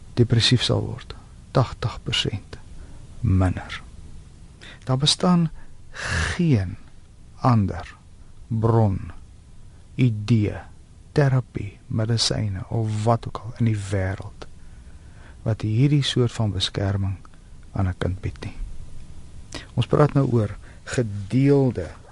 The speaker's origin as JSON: {"language": "Afrikaans", "country": "South Africa", "said": "ons as Afrikaners"}